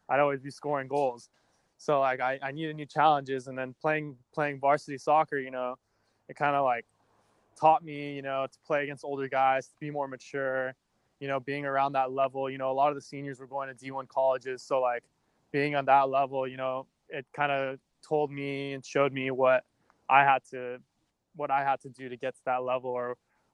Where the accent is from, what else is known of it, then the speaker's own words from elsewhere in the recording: Los Angeles, California, United States; I grew up in Los Angeles, California.